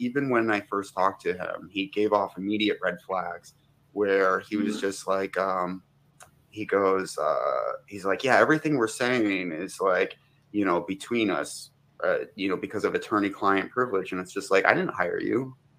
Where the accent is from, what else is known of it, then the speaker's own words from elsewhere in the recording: New England, United States; also born or lived in Wyoming / Montana / Connecticut; I was born in Wyoming. I lived in Montana, Connecticut, mostly grew up in New England, but yeah, that's the beginnings.